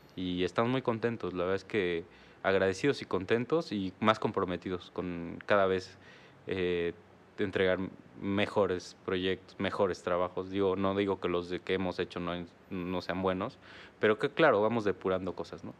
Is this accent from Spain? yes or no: no; Oaxaca, Mexico; now in Querétaro, Mexico; Somos de Oaxaca